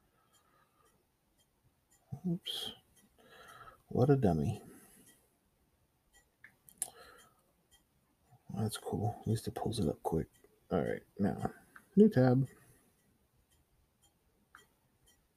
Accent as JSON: {"language": "English", "town": "San Antonio", "region": "Texas", "country": "United States", "said": "I'm from San Antonio"}